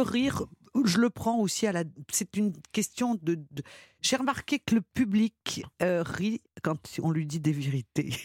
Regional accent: Lyon, Auvergne-Rhône-Alpes, France; quand on est enfant, quand on est lyonnais

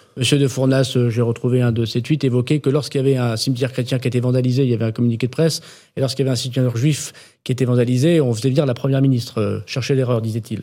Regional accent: the Nord, Hauts-de-France, France; chez moi dans le Nord

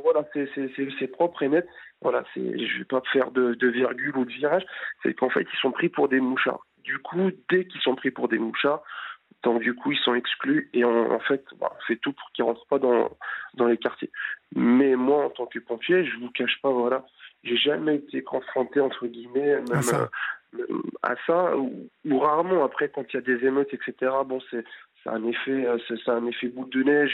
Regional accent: France; Je suis français, mais d'origine étrangère, donc ici du Maghreb

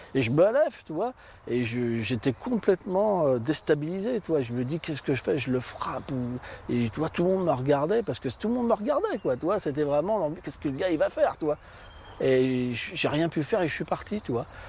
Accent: Bagnolet, Île-de-France, France; also born or lived in Levallois-Perret; Je suis né à Levallois-Perret et mes parents, après, ils ont euh, déménagé et ils ont été sur Bagnolet

